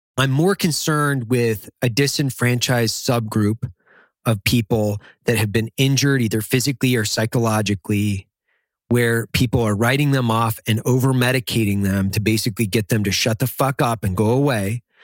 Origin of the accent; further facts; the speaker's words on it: Idaho, United States; I grew up in Idaho in the fucking middle of nowhere